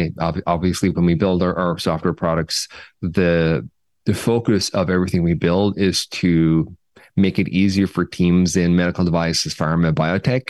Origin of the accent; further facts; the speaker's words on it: Cork, Munster, Ireland; also born or lived in Dublin; now in San Francisco, United States; I'm from Cork